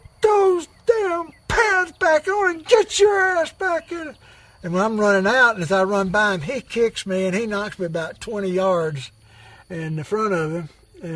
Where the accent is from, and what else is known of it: Alabama, United States; born or raised there; moved away as an adult